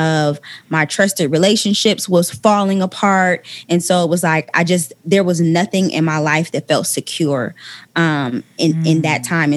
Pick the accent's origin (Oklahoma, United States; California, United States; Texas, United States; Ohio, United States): Ohio, United States; moved away as an adult; now in Atlanta, United States; when I moved from my hometown of Ohio